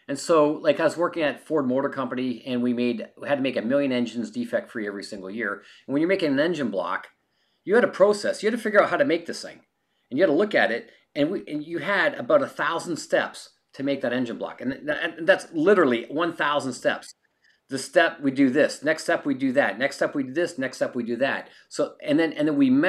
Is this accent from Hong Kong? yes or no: no; Canada; now in California, United States; I'm a Canadian.